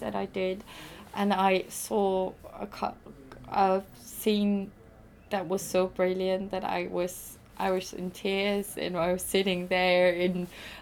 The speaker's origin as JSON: {"language": "English", "country": "Austria", "moved": "yes", "said": "I'm originally from Austria"}